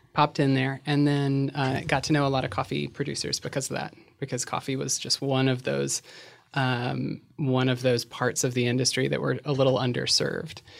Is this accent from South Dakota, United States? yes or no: no; Virginia, United States; moved away as an adult; also born or lived in Shenandoah Valley; now in Los Angeles, United States; I'm a transgender woman who grew up in Virginia, relocated to L A about eight years ago